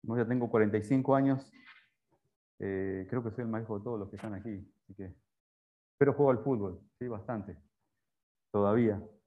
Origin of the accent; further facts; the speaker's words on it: Rosario, Santa Fe, Argentina; moved away as an adult; also born or lived in Paraguay; now in Panama; la tierra de Messi, soy de Rosario, ahí.